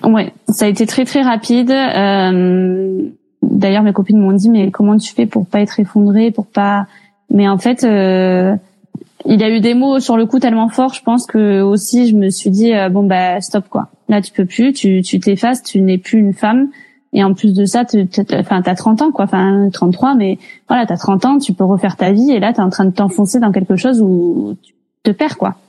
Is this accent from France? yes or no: yes; Montpellier, Occitania, France; je viens de Montpellier, j'ai 32 ans